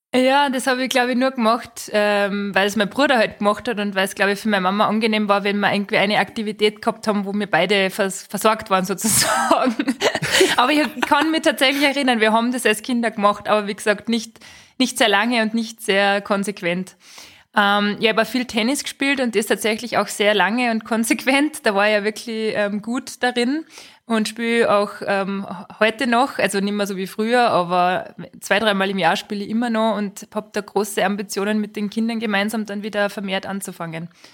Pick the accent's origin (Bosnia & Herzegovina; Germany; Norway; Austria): Austria; Schladming, Styria; in meiner Heimat, also in meiner Heimatgemeinde, da sind einfach viele Sportevents so generell. Also Schladming kennt man ja auch vom Nachtslalom